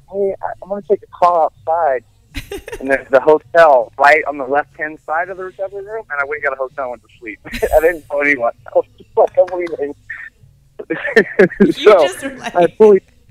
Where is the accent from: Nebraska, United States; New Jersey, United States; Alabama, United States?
Alabama, United States; Dothan; moved away as an adult; also born or lived in Birmingham, Alabama; now in San Diego, United States; I'm from Dothan, born in the medical center, 1975. I grew up in Dothan